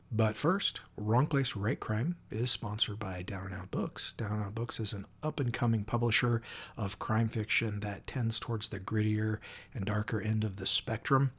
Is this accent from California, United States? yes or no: no; Washington, United States; also born or lived in central Oregon; now in Oregon, United States; born and raised in Washington, living in Oregon now